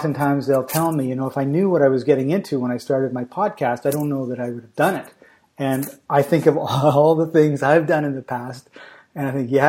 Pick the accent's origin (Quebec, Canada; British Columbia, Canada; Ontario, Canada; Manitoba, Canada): British Columbia, Canada; Vancouver; I'm talking to you from Macedonia in Europe, but I come from Vancouver, BC, Canada